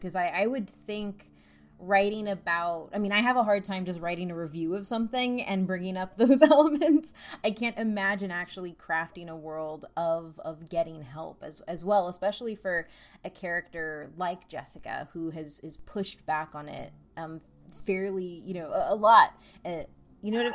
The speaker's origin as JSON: {"language": "English", "region": "Central Texas", "country": "United States", "said": "I'm from Texas and, and from Central Texas."}